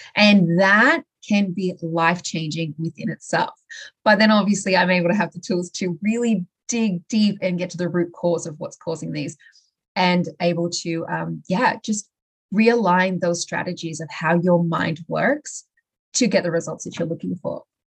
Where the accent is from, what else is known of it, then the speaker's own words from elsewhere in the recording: Australia; moved away as an adult; I originally I'm from Australia